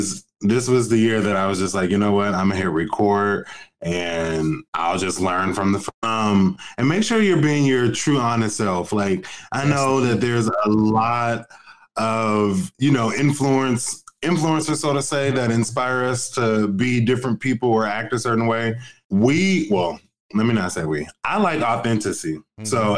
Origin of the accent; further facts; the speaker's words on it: Portland, Oregon, United States; now in New York, United States; I'm originally from Portland, Oregon. I don't know if you knew that.